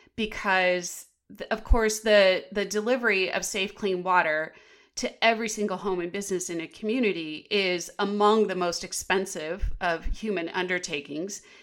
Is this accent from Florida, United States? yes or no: no; Tempe, Arizona, United States; I'm from Tempe, Arizona. And when I was a senior at McClintock High School